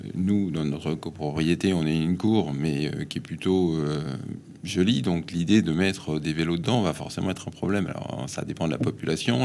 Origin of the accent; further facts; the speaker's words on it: Paris, Île-de-France, France; je suis parisien, hein, fils de parisien, né à Paris, j'ai toujours vécu à Paris